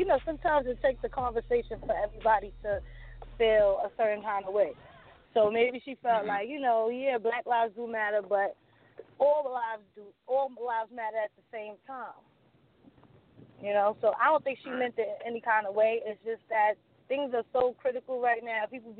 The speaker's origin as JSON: {"language": "English", "town": "New York City", "region": "New York", "country": "United States", "lives_now": "Bronx, United States", "said": "No, the fuck I'm not from the Bronx. I'm from Brooklyn."}